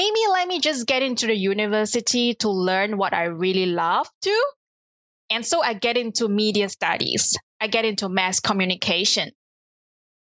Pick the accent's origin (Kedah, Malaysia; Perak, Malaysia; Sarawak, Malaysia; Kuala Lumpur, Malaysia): Kuala Lumpur, Malaysia; So I was born in Kuala Lumpur in Malaysia, born into a typical middle-class family